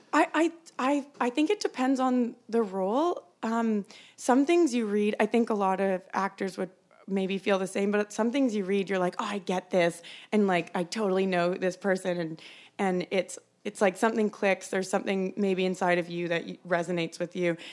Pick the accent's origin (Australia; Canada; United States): Canada; Calgary, Alberta; I grew up in Calgary